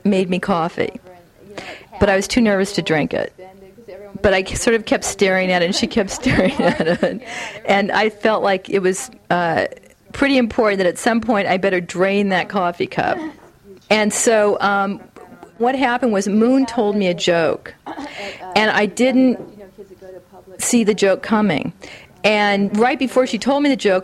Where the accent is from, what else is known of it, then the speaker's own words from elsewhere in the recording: the San Fernando Valley, California, United States; I was from the Valley